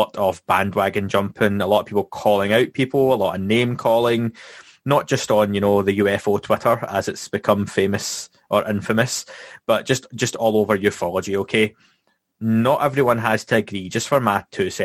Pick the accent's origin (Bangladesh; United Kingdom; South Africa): United Kingdom; Scotland; my background and where I'm from Scotland